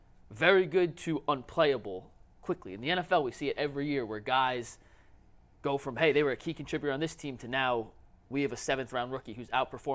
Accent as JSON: {"language": "English", "region": "New Jersey", "country": "United States", "also_born_or_lived": "Tennessee / Texas", "moved": "as an adult", "lives_now": "Cleveland, United States", "said": "I'm from New Jersey."}